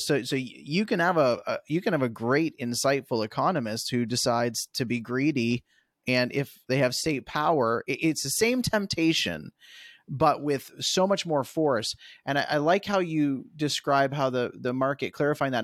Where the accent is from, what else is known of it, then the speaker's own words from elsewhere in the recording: Canada; as a Canadian